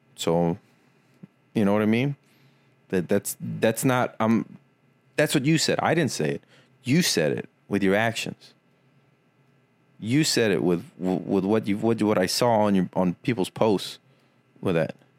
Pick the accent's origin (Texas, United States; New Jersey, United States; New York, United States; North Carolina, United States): Texas, United States; Weslaco; born or raised there; moved away